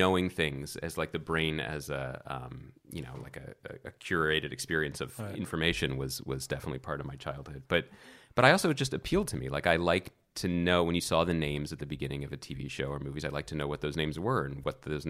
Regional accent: Philadelphia, Pennsylvania, United States; also born or lived in Wilkes-Barre; Which is northeast Pennsylvania. And then I moved to Philadelphia when I was one.

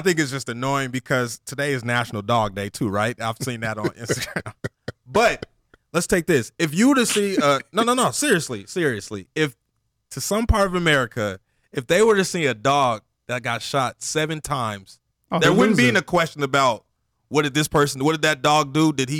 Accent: Denver, Colorado, United States; My dad grew up in the South, but I grew up in Denver, Colorado, right?

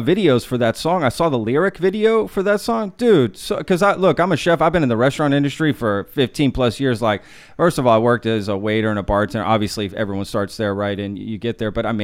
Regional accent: Texas, United States; also born or lived in Spain; I grew up in Texas

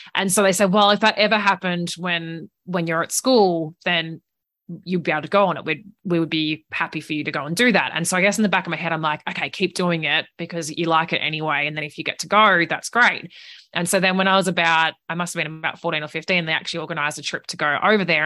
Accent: regional Victoria, Australia; accent: Australian; moved away as an adult; also born or lived in Italy; now in New Zealand; home was about two hours north of Melbourne in regional Victoria. So I grew up on a farm there

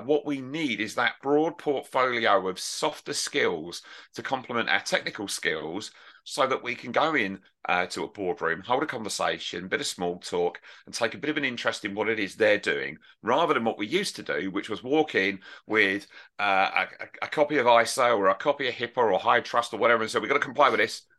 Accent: United Kingdom; I'm right over from the United Kingdom

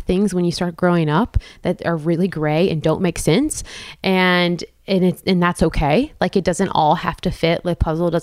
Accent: Texas, United States; moved away as an adult; also born or lived in Austin, Texas; now in Nashville, United States; I'm from Texas, small town, and I went to school UT Austin

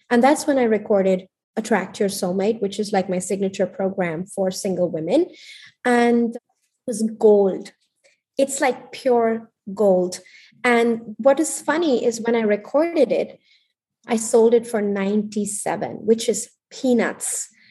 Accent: India; born or raised there; moved away as an adult; also born or lived in Paris

